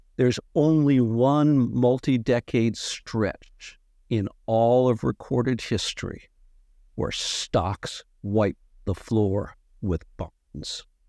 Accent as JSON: {"language": "English", "region": "Massachusetts", "country": "United States", "tie": "born or raised there", "said": "I grew up in Massachusetts"}